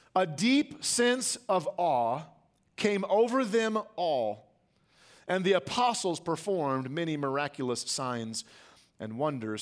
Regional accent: United States; as American church attenders

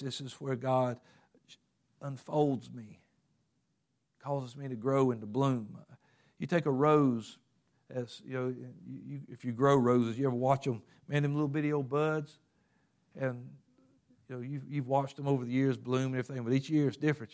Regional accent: Covington, Georgia, United States; I lived in Covington.

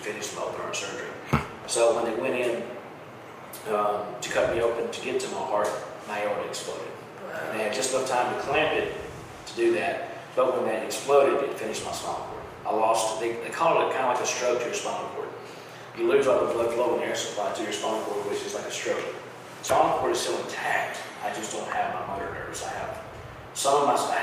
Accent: Mississippi, United States; where I'm from in Mississippi

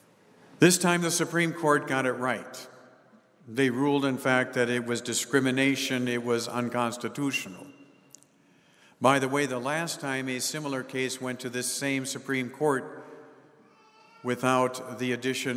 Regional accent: United States; we enjoy as American citizens

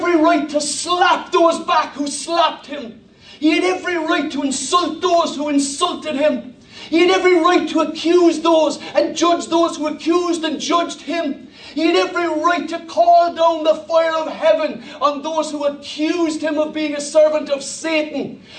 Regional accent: Ireland; I speak as an Irish person

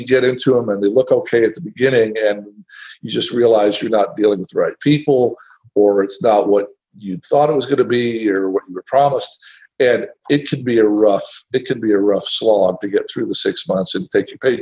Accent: Tennessee, United States; moved away; I'm from Tennessee

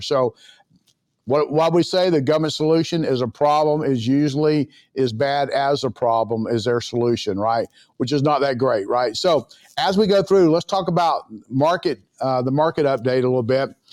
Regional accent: Florida, United States; I'm from Florida, certainly, uh, World Golf Village here in San Augustine, Florida

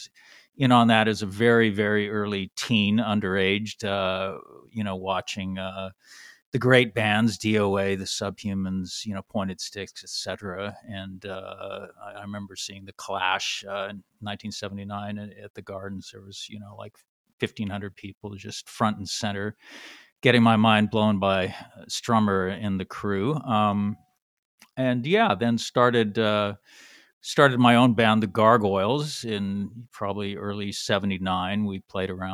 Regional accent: Vancouver, British Columbia, Canada; also born or lived in Honolulu, Hawaii; I was born in Vancouver, Canada, and also lived on and off in Hawaii, Honolulu, growing up

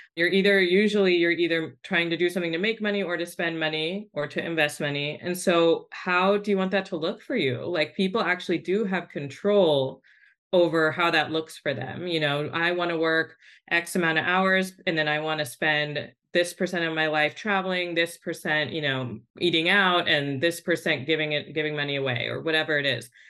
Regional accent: Bay Area, California, United States; I grew up in the Bay Area with a single mom

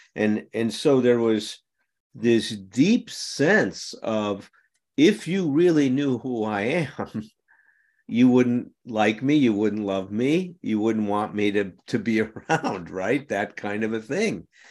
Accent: Chicago, Illinois, United States; I grew up in Chicago

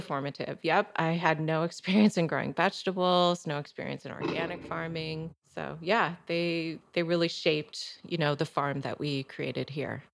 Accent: Michigan, United States; also born or lived in Chicago; now in Elsah, United States; I grew up in Michigan. I grew up on a small kind of, well, actually mid-sized conventional corn and soybean farm

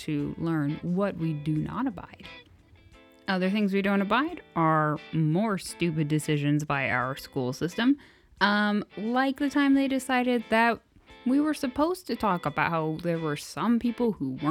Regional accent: United States; as an American

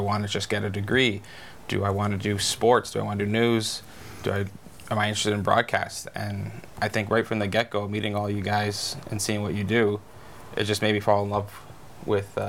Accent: Kamloops, British Columbia, Canada; also born or lived in Merritt; I love my hometown, and I love news, but I think more than anything, I like reporting on my hometown

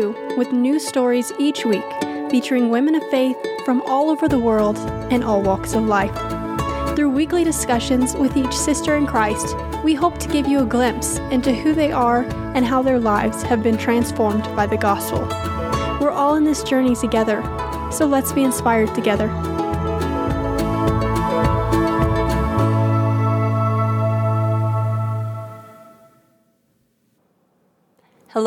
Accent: Texas, United States; I'm also born and raised in Texas

